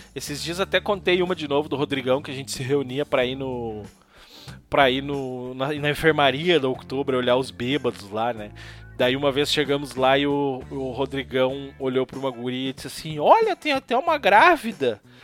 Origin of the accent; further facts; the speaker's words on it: Brazil; Canudos, que foi onde eu nasci